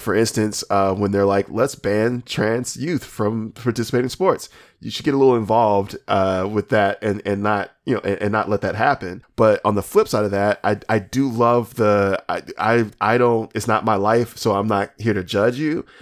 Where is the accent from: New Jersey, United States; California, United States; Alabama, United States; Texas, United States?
Alabama, United States; I'm from Alabama